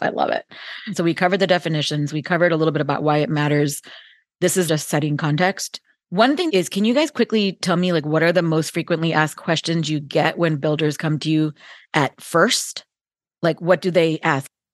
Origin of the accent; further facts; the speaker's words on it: Bay Area, California, United States; I grew up in the Bay Area as a kid, and so the heart of Silicon Valley